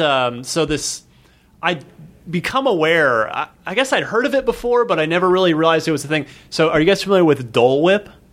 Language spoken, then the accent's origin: English; Arizona, United States; also born or lived in New Jersey; I mostly grew up in Arizona after we moved out from New Jersey